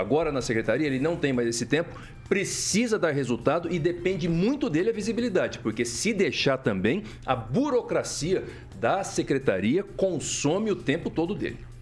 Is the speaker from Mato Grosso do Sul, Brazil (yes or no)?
yes; Mato Grosso do Sul, Brazil; moved away; also born or lived in Rondonópolis; sou sul-mato-grossense de nascimento